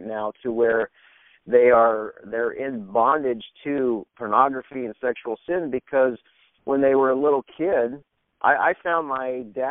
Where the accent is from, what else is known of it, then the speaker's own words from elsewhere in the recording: Indiana, United States; moved away as an adult; also born or lived in Louisiana / Alexandria, Louisiana; I actually grew up in Indiana